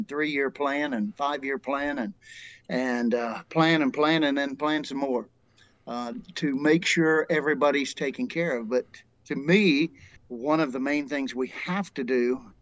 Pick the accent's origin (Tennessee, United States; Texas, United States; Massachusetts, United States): Tennessee, United States; Growing up in Tennessee, I didn't really have that many languages or people from various countries